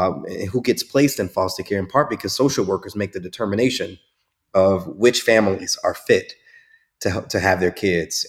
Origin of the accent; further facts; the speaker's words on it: Chicago, Illinois, United States; I grew up in Chicago